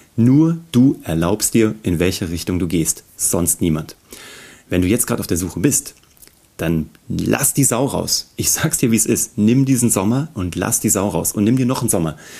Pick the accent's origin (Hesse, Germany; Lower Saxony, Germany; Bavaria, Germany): Hesse, Germany; Kassel; ich komme aus Kassel